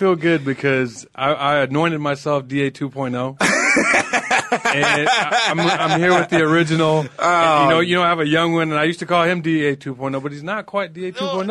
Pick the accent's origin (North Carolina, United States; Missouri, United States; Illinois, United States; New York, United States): Illinois, United States; Chicago; also born or lived in Wilmington, Illinois; now in Arizona, United States; Well, I was born and raised in Chicago, Illinois. I moved out to Wilmington, a small town, about 4,400 people, when I was a freshman in high school.